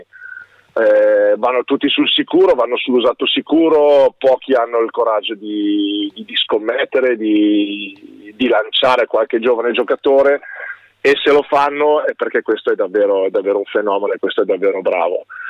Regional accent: Varese, Lombardy, Italy; io sono nato a Varese, quindi ho tu, tutto quello, tutti gli affetti, tutte le amicizie, tutto quanto è qua, è sempre stato qui per me

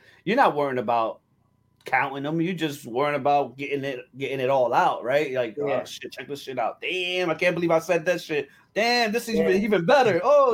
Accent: Newark, New Jersey, United States; I was born and raised in Newark, New Jersey, on the south side.

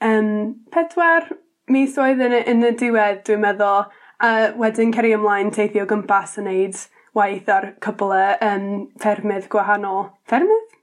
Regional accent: Indiana, United States; Welsh is a second language; moved away as an adult; now in Pentraeth, United Kingdom; nes i tyfu fan ni yn Indiana, yn y, wel, canol um

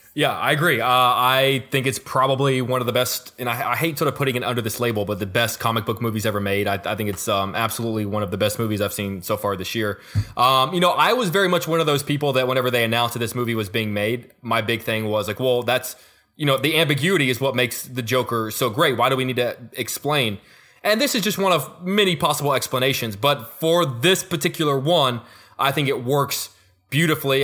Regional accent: Houston, Texas, United States; I'm from Houston

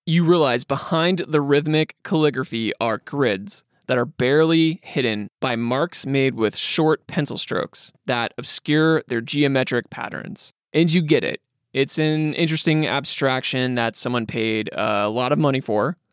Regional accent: Midwest, United States; I grew up in the Midwest

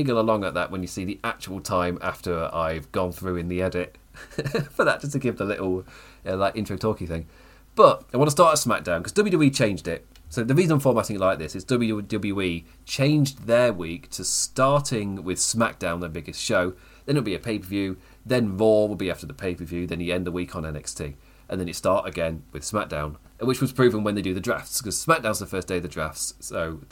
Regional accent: England, United Kingdom; I'm English.

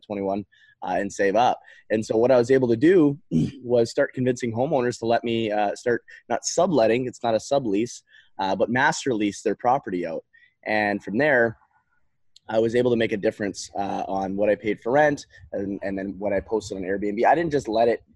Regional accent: Canada; moved away; I grew up in Canada. I'm not from the United States.

